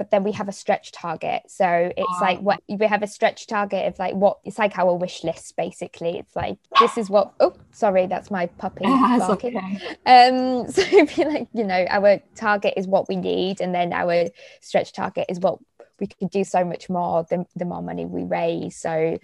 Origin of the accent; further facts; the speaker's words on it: Middlesbrough, North East England, United Kingdom; I'm from the north, I'm from Middlesbrough